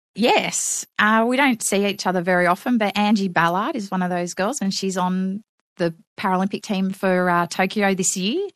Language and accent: English; Newcastle, New South Wales, Australia; Yes, I grew up in Newcastle on the western shores of Lake Macquarie.